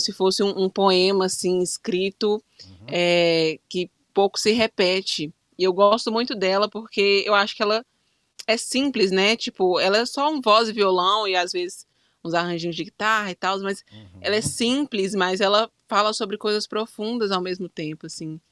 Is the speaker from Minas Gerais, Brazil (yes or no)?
yes; Belo Horizonte, Minas Gerais, Brazil; eu sou mineira, né? Sou de Minas Gerais, Belo hum. Horizonte, mais especificamente